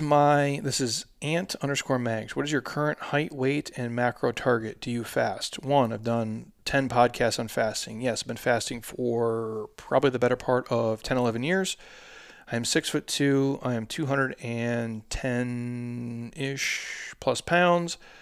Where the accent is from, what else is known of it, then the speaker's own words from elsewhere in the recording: Midwest, United States; I'm a dude from the Midwest